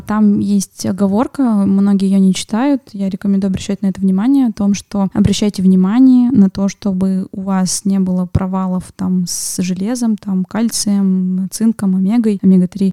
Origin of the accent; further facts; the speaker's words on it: Yekaterinburg, Sverdlovsk Oblast, Russia; в 32-м военном городке, в котором uh-huh. я выросла на Вторчермете